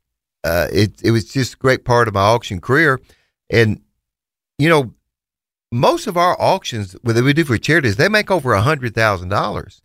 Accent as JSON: {"language": "English", "town": "Hayti", "region": "Missouri", "country": "United States", "tie": "born or raised there", "moved": "as an adult", "lives_now": "Memphis, United States", "said": "We're natives of Southeast Missouri, about an hour and a half from here. We moved from Hayti, Missouri, and it's been, almost 30 years now"}